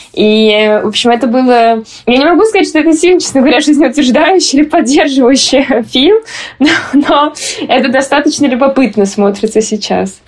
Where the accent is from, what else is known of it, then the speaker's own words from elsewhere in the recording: Moscow, Russia; moved away; я вообще-то москвичка. Я даже теперь стала говорить, что я не просто типа из России, а что я из Москвы